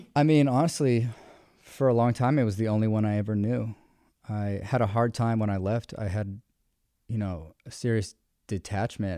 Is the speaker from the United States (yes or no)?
yes; Richmond, Virginia, United States; moved away as an adult; also born or lived in Denver, Colorado; I've born and raised in Richmond.